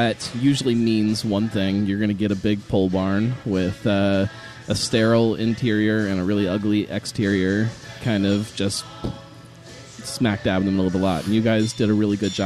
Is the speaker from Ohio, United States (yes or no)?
yes; Milford, Ohio, United States; I spent a lot of time growing up in Milford.